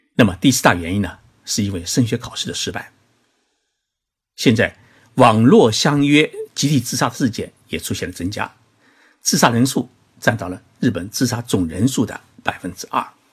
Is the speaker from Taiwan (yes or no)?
no; China; now in Japan; 在我们中国人的意识当中啊